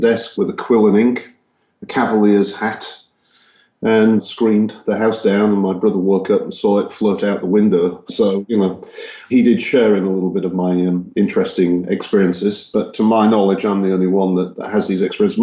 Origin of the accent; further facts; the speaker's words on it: Hull, Yorkshire and the Humber, United Kingdom; moved away as an adult; also born or lived in Texas, United States; now in Czech Republic; I grew up in Yorkshire, England, in a city called Hull.